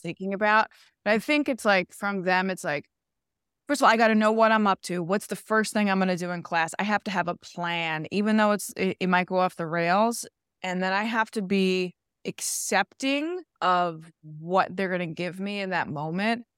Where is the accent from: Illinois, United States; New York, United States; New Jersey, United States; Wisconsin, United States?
New York, United States; New York City; also born or lived in Connecticut; I was a kid from Queens